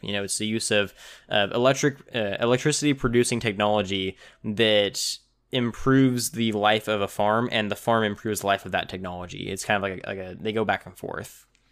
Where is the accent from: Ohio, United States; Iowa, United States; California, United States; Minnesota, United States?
California, United States; my home of, of the, the Golden State